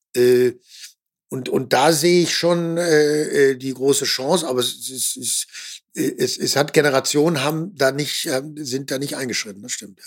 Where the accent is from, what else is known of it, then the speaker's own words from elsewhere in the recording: Ruhr area, North Rhine-Westphalia, Germany; ich komme ja noch aus dem Ruhrgebiet, ich bin, bin groß geworden in einem sozialdemokratischen äh, Kernland